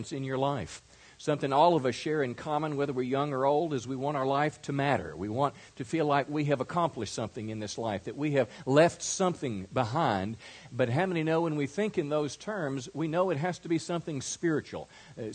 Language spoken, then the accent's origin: English; rural Mississippi, United States; moved away; I was raised in rural Mississippi in an area so small it didn't even have